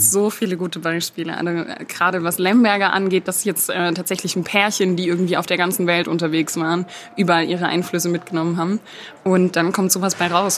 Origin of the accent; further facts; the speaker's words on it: Stuttgart, Baden-Württemberg, Germany; accent: Swabian; now in Berlin, Germany; wenn ich mal länger wieder in der Heimat bin, dann hört man mir das sofort an.